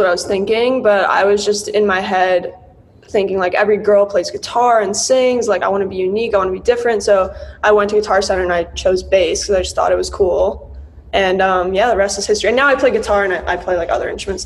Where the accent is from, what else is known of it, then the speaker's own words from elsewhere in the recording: New York City, New York, United States; also born or lived in Los Angeles; I'm born and raised in New York